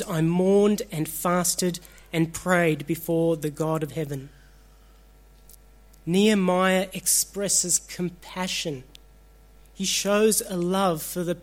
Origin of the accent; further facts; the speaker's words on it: Australia; also born or lived in Sri Lanka; I was born in Sri Lanka. I was 8 months old when my family migrated here. I'm an Australian